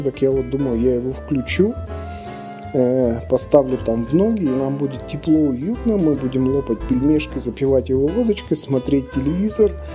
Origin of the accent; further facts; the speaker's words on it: Tyumen, Tyumen Oblast, Russia; moved away; в тех местах, где откуда я родом